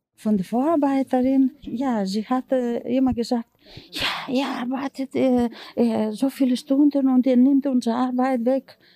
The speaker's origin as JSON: {"language": "German", "country": "Greece", "second_language": "German", "moved": "as an adult", "lives_now": "Germany", "said": "Ich komme aus Griechenland und ich bin in Deutschland seit 1966"}